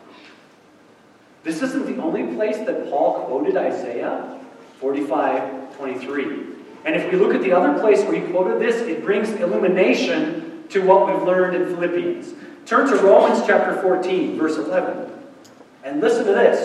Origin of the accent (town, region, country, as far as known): United States